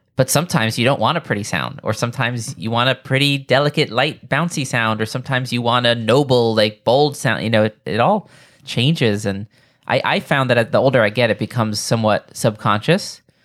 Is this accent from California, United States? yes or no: no; New York, United States; where I grew up here in New York